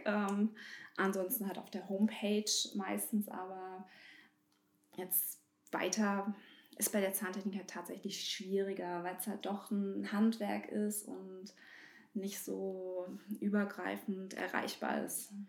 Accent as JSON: {"language": "German", "town": "Bernburg", "region": "Saxony-Anhalt", "country": "Germany", "tie": "born or raised there", "also_born_or_lived": "North Rhine-Westphalia", "moved": "yes", "said": "Ich bin hier geboren und bin aus NRW jetzt wieder nach Bernburg gezogen."}